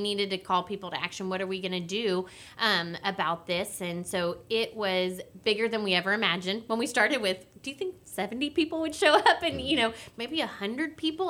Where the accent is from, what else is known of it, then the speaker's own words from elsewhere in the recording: Willis, Texas, United States; growing up in Willis, I've crossed paths with Judge Mack before